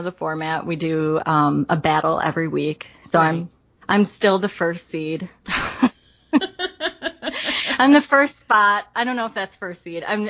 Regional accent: Buffalo, New York, United States; I'm from Buffalo, New York.

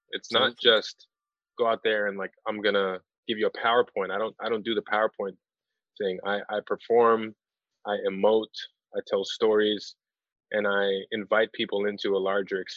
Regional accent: Chicago, Illinois, United States; now in Los Angeles, United States; born and raised in Chicago

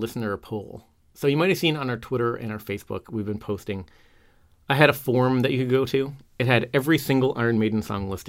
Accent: Canada; being Canadian

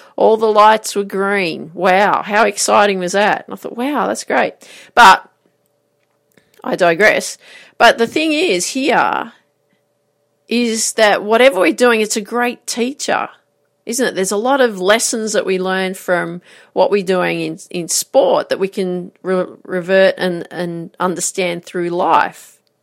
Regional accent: Grafton, New South Wales, Australia; I grew up in Grafton

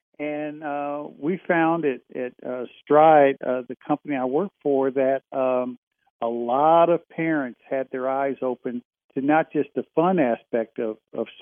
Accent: Indiana, United States; growing up in Indiana

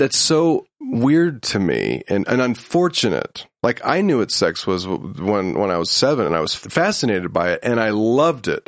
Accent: Huntington Beach, California, United States; I'm from Huntington Beach, California

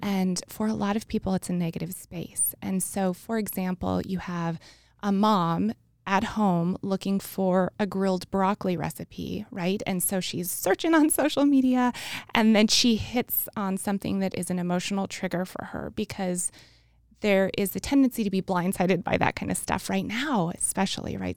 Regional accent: New Mexico, United States; I'm from New Mexico, and I was going to the University of New Mexico

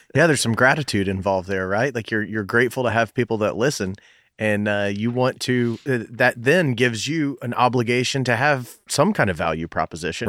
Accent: Knoxville, Tennessee, United States; I went to, uh, Farragut Middle School, went to Bearden High School

